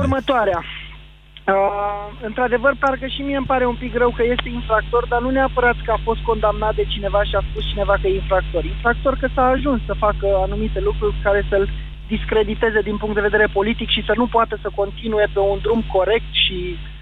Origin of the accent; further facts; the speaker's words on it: Târgu Jiu, Gorj, Romania; now in Timiș, Romania; eu sunt un oltean din Târgu Jiu, murtat în Timiș